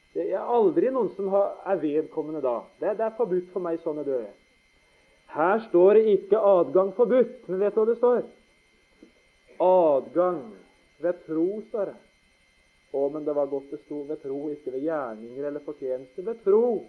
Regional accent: Notodden, Telemark, Norway; Vi skjønte ikke hjemme på Notodden at pappa skulle bli vekk så tidlig. Jeg var 15

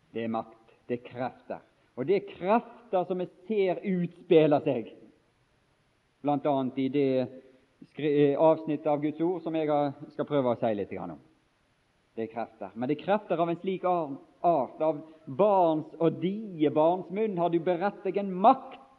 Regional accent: Bergen, Vestland, Norway; jeg er fra Bergens område og bor i Bergen

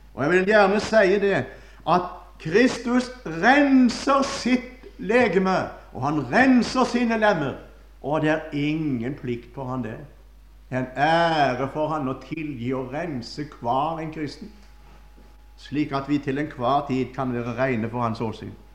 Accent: Førde, Vestland, Norway; moved away; Da var jeg hjemme i Førde

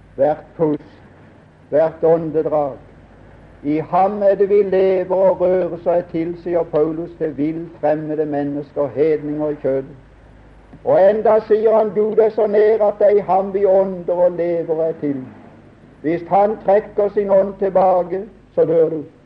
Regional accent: Norway; Jeg er nordmann. Jeg er glad for å være det

